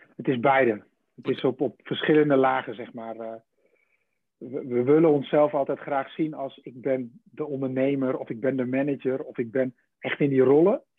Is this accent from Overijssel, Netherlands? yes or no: yes; between Deventer and Zwolle, Overijssel, Netherlands; tussen, tussen Deventer en Zwolle in. In, in de Gouden Driehoek. Nee, daar, daar, tussenin. Nee, daar kom ik vandaan. Dan ben ik geboren en getogen.